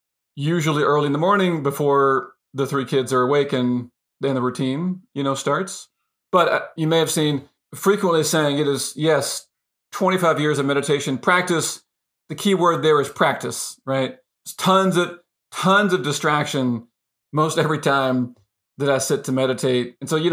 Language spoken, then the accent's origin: English; United States; I grew up in the States, in the U.S., in a family that stayed together, lots of extended family, you know, had 12 years of Catholic schooling, middle class upbringing, et cetera, et cetera.